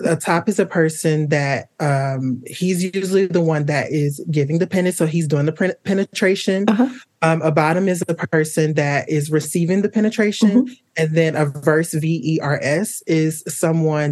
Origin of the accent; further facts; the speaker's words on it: Atlanta, Georgia, United States; now in Chicago, United States; I'm originally from Atlanta, Georgia, but I currently live in Chicago, Illinois.